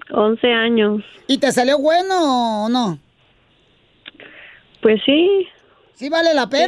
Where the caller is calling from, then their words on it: Guasave, Sinaloa, Mexico; Hola, comadre … yo soy de Guasave, Sinaloa, a un ladito de tu pueblo.